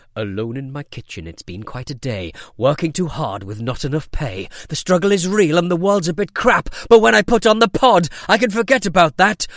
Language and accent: English; United Kingdom; I'm British